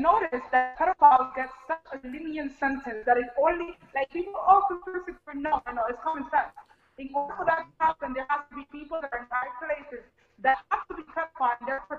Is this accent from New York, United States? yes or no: yes; New York City, New York, United States; also born or lived in Brooklyn; So I was born and raised in the Bronx, and currently I'm living in Brooklyn.